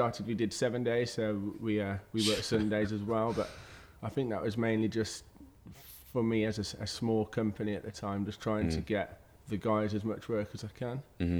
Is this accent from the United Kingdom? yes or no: yes; Kidderminster, West Midlands, United Kingdom; born there; No, I was born in Kidderminster.